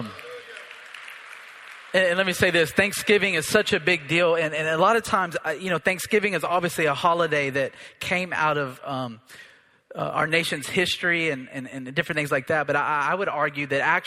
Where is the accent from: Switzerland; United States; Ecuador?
United States; I'm an American too